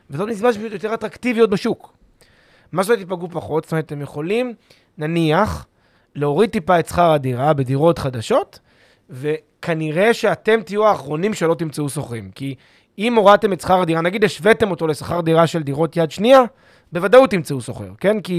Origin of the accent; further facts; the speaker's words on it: Petah Tikva, Central District, Israel; אוהב את פתח תקווה. אני גדלתי שם.